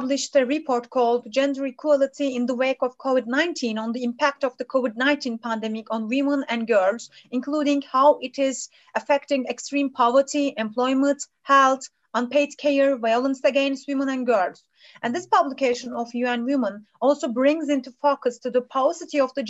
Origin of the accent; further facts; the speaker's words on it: Turkey; also born or lived in Lund, Sweden; from Turkey.